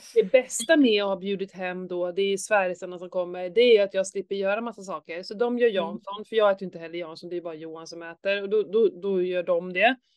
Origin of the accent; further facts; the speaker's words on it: Skåne, Sweden; när jag var liten så här, i Skåne